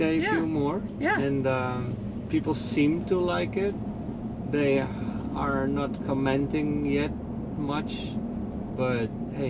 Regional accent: Netherlands; now in Naples, United States; I'm from the Netherlands

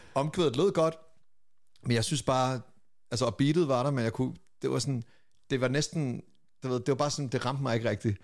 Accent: Lolland, Zealand, Denmark; jeg er fra Lolland

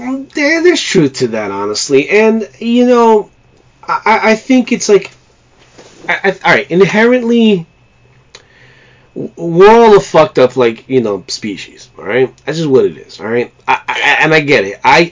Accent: New York, United States; And as a New Yorker, I know we always get a bad rap about, oh, you know, we're tough, we're gritty

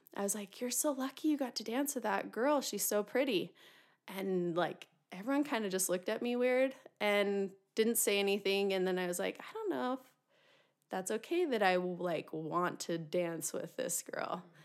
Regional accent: Utah, United States; I was born and raised in Utah

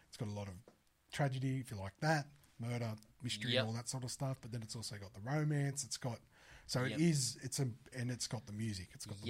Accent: Australia; We're from Australia.

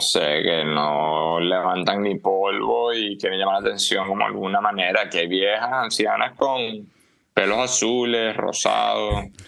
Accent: Venezuela; moved away; also born or lived in Ecuador; el habla en Canarias son muy similares al nuestro

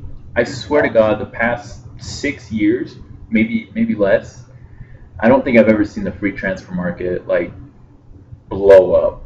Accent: Utah, United States; Wow, symbolic. Oh, we're from Utah.

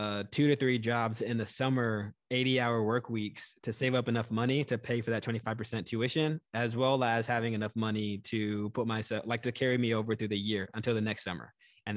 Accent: Texas, United States; moved away as an adult; I grew up in Texas, went to school out of state.

